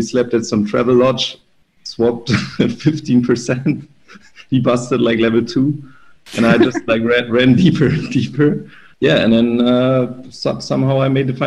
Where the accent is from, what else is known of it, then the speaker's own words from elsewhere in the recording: Germany; in my hometown